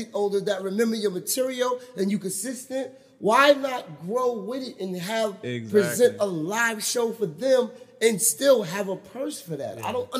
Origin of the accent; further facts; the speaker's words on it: Charleston, South Carolina, United States; I'm from Charleston, South Carolina.